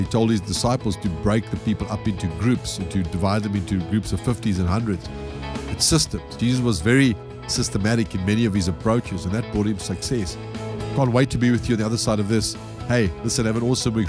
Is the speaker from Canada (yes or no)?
no; South Africa; being a South African myself